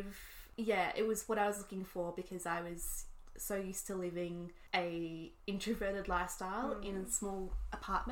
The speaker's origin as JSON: {"language": "English", "country": "Australia", "also_born_or_lived": "New York City", "moved": "as an adult", "said": "being Australian"}